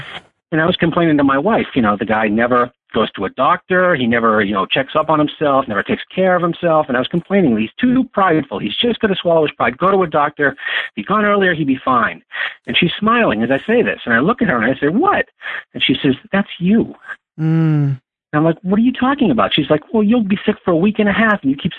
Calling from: Massachusetts, United States; also born or lived in Los Angeles; Yes, I'm calling from Massachusetts.

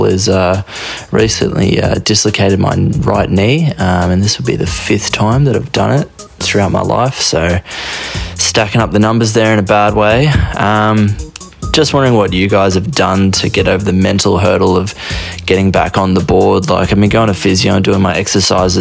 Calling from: Brisbane, Queensland, Australia; I'm calling from Brisbane, down in Australia

